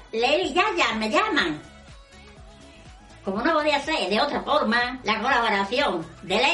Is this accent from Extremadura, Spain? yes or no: yes; Extremadura, Spain; una abuela de Extremadura. Que lo mismo que soy jubilada, soy influencer.